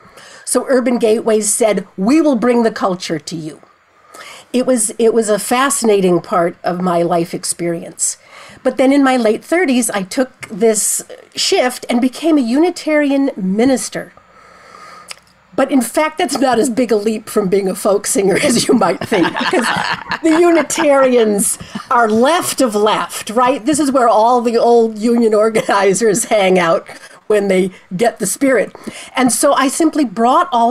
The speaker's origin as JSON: {"language": "English", "town": "Chicago", "region": "Illinois", "country": "United States", "tie": "born or raised there", "said": "I'm a Chicagoan, born and bred"}